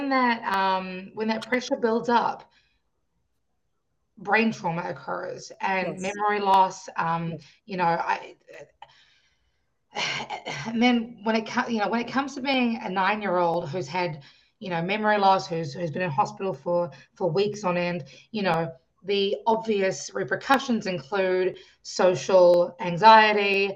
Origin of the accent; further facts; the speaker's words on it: New Zealand; I grew up in New Zealand. I was born in New Zealand